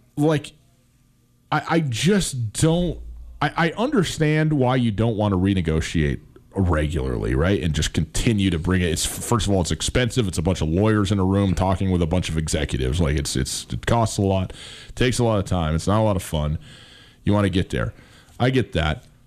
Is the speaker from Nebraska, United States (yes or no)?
no; Montana, United States; I was born and raised in Montana, I've lived in Montana for m, m, the vast majority of my life